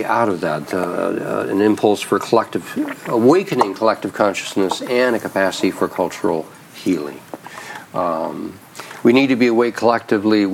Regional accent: Idaho, United States; moved away; I grew up in Idaho

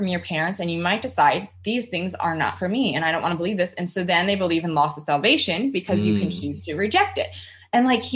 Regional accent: United States; I'm growing up in America

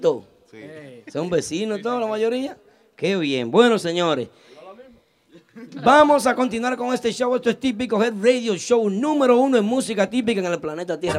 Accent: Santiago de los Caballeros, Santiago, Dominican Republic; yo soy de Bellavista también, Santiago.

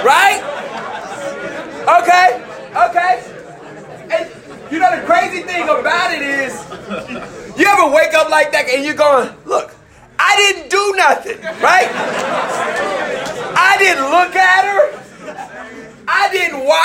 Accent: Memphis, Tennessee, United States; I know I'm from Memphis

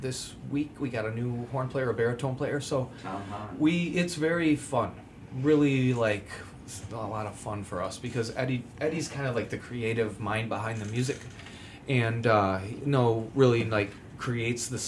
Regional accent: Thornton, Illinois, United States; moved away as an adult; also born or lived in Riverdale, Illinois / Tennessee / Chicago; Riverdale, Illinois, mm-hmm. is where I was born

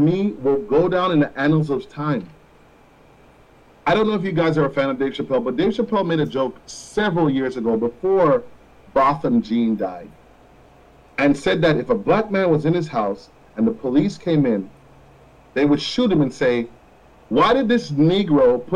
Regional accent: Jamaica; first language Jamaican Patois; also born or lived in Florida; now in United States; I grew up in Jamaica

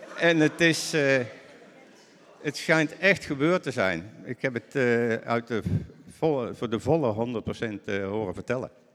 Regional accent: Netherlands

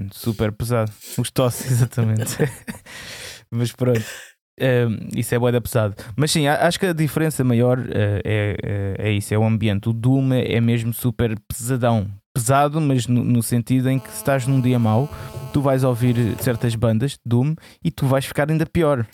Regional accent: Alentejo, Portugal; eu sou alentejano

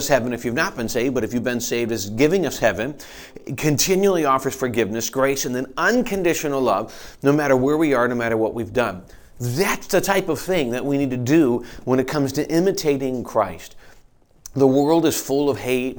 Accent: Michigan, United States; now in Pennsylvania, United States; we're growing up in Michigan

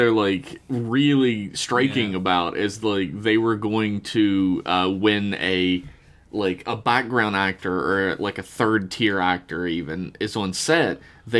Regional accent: West Virginia, United States; we grew up in West Virginia and we've heard about the mine union our entire lives, right?

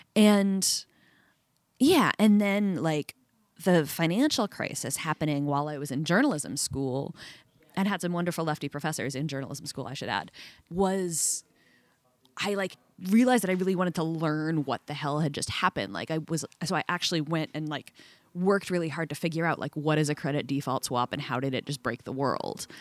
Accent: outside of Boston, Massachusetts, United States; I grew up outside of Boston

